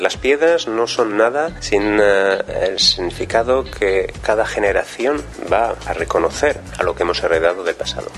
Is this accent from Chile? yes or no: no; near Carcassonne, Occitania, France; also born or lived in Valencia, Spain; Yo nací en España, en Valencia, pero si soy de padres eh, españoles, eh, desde pequeño vivo aquí en Francia, en el sur de Francia. Me he criado al lado de Carcassonne